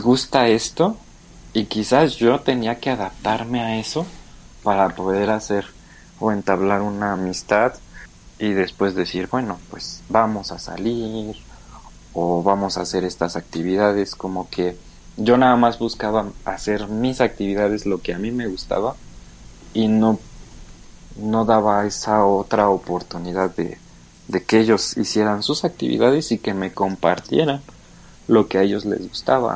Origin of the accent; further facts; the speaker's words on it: Mexico; moved away as an adult; now in Germany; yo sé que soy mexicano